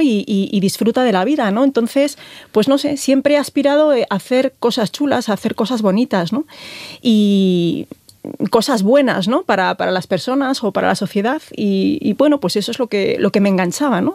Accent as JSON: {"language": "Spanish", "town": "A Coruña", "region": "Galicia", "country": "Spain", "moved": "yes", "said": "soy, soy gallega, mi marido es orensano, yo soy coruñesa"}